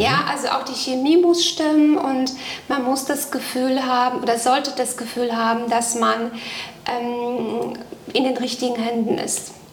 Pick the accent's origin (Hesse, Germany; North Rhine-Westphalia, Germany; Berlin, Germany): North Rhine-Westphalia, Germany; Hamm; Ich komme aus Hamm